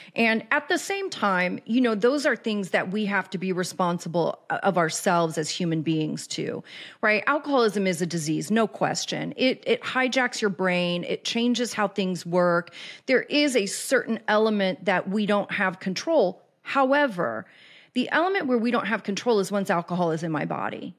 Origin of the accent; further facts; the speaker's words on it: Kansas City, Missouri, United States; moved away as an adult; also born or lived in Los Angeles; I was born and raised in Kansas City